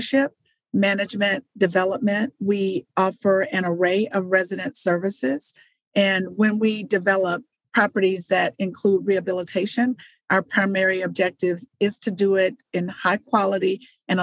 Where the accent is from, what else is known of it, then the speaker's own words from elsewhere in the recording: Atlanta, Georgia, United States; I am a native Atlantan. I grew up in Atlanta